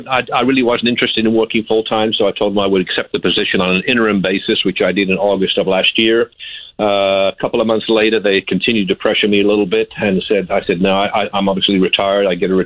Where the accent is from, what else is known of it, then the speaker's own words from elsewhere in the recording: Birmingham, West Midlands, United Kingdom; moved away as an adult; now in United States; I moved from Birmingham, England back in 1978 after graduating high school in 1976, actually moved with my parents from Birmingham, England